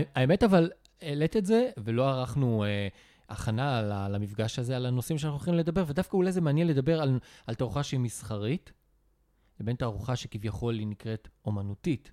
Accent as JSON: {"language": "Hebrew", "country": "Israel", "said": "אני ישראלי"}